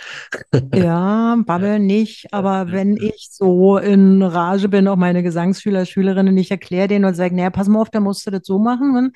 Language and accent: German; Berlin, Germany; accent: Berliner Schnauze; also born or lived in Rheinhessen; now in Erbes-Büdesheim, Germany; ich grüße in meiner Heimat Rheinhessen mit Berliner Schnauze